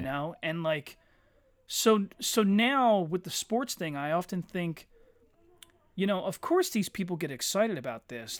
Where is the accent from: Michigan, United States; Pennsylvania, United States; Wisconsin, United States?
Pennsylvania, United States; Eddystone; I say that I grew up in Eddystone, but most of my friends were from Ridley and Eddystone